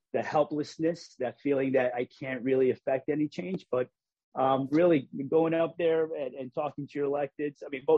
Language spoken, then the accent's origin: English; Hartford, Connecticut, United States; I mean, I grew up in Hartford. Probably the first time I stepped into the legislative office building was when I was in college.